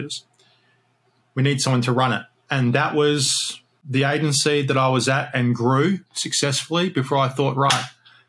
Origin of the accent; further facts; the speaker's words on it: Australia; moved away; I'm Australian originally, obviously, not English.